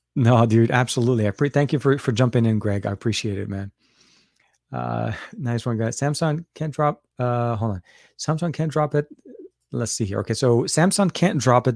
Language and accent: English; Lebanon; moved away; I'm from Lebanon as well. So we grew up with a lot of British candy